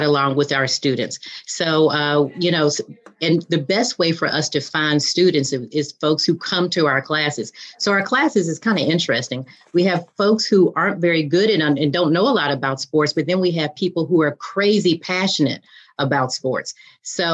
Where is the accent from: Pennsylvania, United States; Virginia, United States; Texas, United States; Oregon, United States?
Virginia, United States; I grew up in Virginia